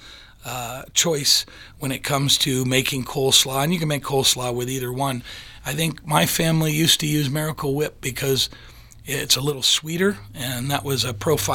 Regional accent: Michigan, United States; when I grew up in Michigan

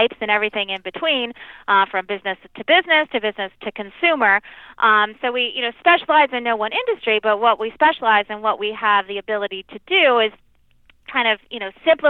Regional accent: Long Island, just outside New York City, United States; grew up in just outside of New York City, Long Island. If you're from the area, you know the accent

